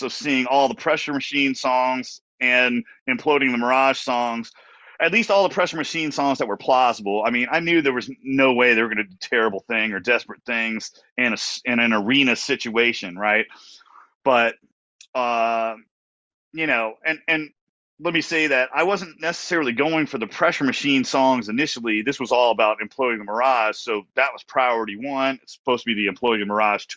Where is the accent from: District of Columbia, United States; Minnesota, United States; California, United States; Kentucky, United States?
District of Columbia, United States; Washington; the whole tour ends in my hometown